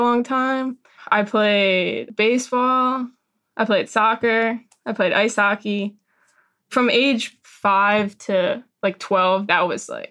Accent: outside Philadelphia, Pennsylvania, United States; I grew up outside of Philly, like Ballykinwood

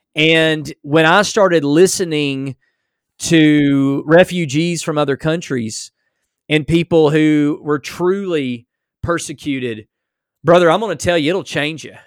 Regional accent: United States; as an American

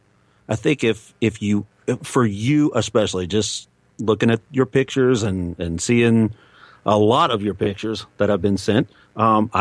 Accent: East Coast, United States; We're from the East Coast

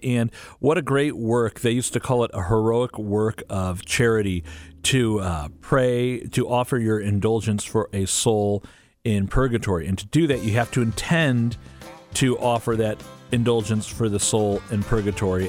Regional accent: St. Louis, Missouri, United States; we grew up in Saint Louis. We still live in Saint Louis

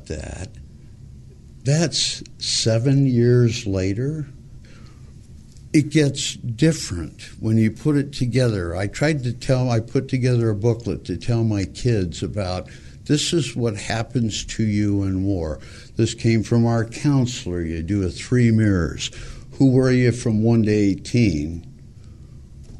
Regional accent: Montebello, California, United States; I grew up in Montebello, California, went to a Catholic school for 8 years

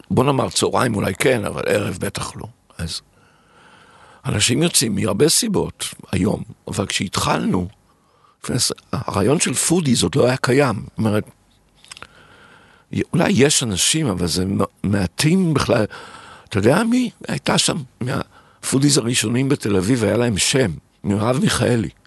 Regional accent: Tel Aviv, Tel Aviv District, Israel; והילדות שלי בתל אביב, שהיינו מגיעים

